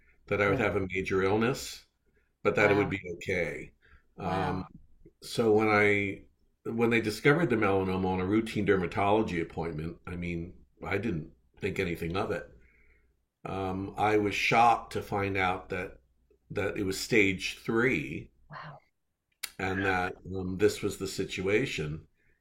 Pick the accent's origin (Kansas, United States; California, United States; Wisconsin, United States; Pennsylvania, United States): Pennsylvania, United States; Philadelphia; now in San Diego, United States; Here in San Diego, where I wasn't born here, I was born in Philadelphia, but here I am in San Diego.